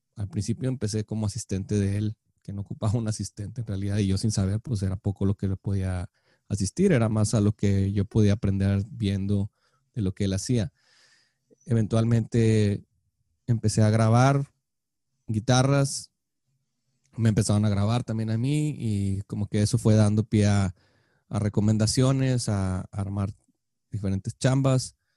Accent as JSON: {"language": "Spanish", "town": "Monterrey", "region": "Nuevo León", "country": "Mexico", "tie": "born or raised there", "said": "creciendo en Monterrey"}